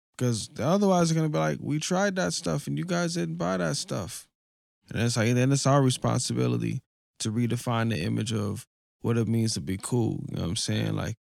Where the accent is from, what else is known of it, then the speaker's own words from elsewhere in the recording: Denver, Colorado, United States; I'm from Denver, but, you know, coming closer to the mountains is like, it feels beautiful, you know?